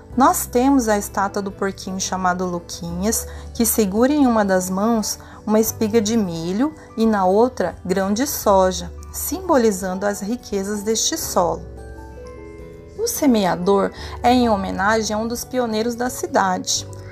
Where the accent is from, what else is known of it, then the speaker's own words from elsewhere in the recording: Cuiabá, Mato Grosso, Brazil; moved away as an adult; now in Lucas do Rio Verde, Brazil; sou natural de Cuiabá